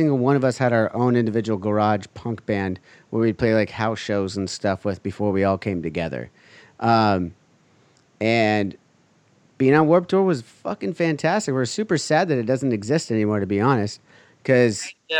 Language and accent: English; Huntington Beach, California, United States; I grew up here in Huntington Beach.